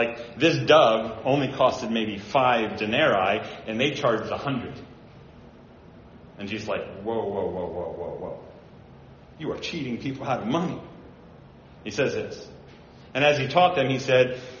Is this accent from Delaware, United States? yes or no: yes; Delaware, United States; That's my home state, if you didn't know, Delaware.